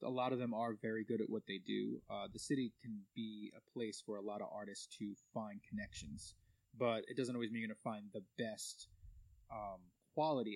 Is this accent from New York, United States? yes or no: yes; Massapequa, New York, United States; I grew up in Massapequa